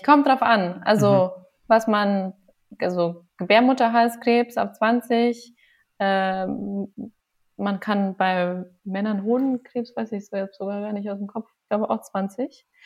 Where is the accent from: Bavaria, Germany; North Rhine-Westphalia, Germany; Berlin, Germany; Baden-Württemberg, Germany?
Bavaria, Germany; Passau; also born or lived in Göttingen; now in Augsburg, Germany; Ich komme aus Passau